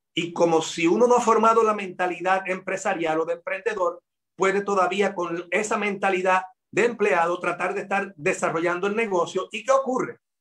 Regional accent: Puerto Rico; de mi pueblo a Ponce son casi tres horas de viaje

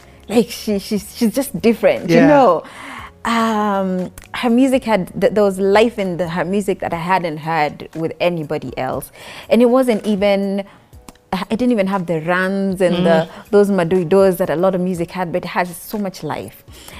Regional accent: Nairobi, Kenya; I was born in Nairobi, born and raised in Nairobi. Went to school in Nairobi, moved a little bit outside Nairobi for high school. I was in Lukenya Academy.

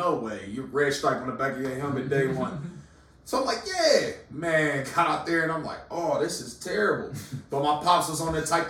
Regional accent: Reynoldsburg, Ohio, United States; I'm from what is Reynoldsburg, Ohio.

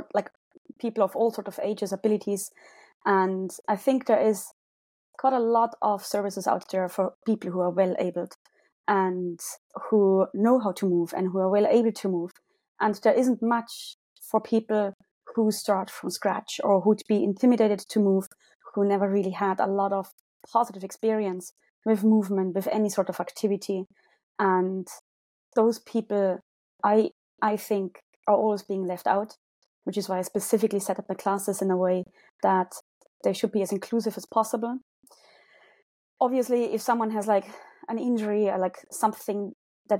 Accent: Munich, Bavaria, Germany; accent: German; English is a second language; moved away as an adult; now in Cork, Ireland; Originally from Germany, as you can probably hear from my accent.

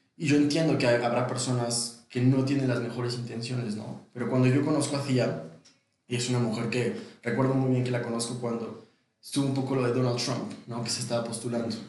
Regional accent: Mexico; also born or lived in London; como mexicano

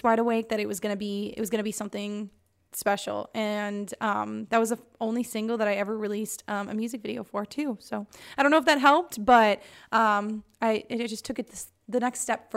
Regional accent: Cottage Grove, Minnesota, United States; Cottage Grove, Minnesota, where I grew up.

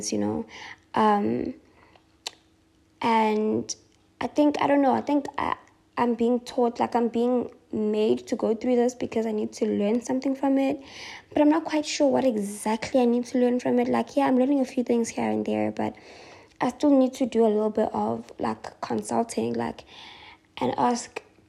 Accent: Durban, KwaZulu-Natal, South Africa; I am not moving from my hometown. I am not doing that. And I asked for a transfer, and they transferred me back to Durban

